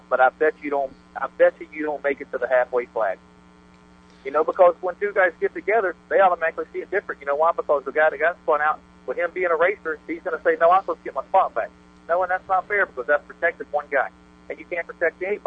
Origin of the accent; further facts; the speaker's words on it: Gainesville, Florida, United States; I grew up in Gainesville. I was born and raised in Gainesville